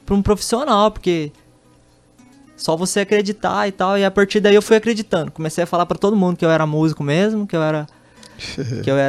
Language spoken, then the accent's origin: Portuguese; Itaquiraí, Mato Grosso do Sul, Brazil; born there; Nasci, nasci em Itacuru, aqui na, no interior do estado, aqui. Vim morar aqui em Campo Grande, no Estrela do Sul, ali na Zona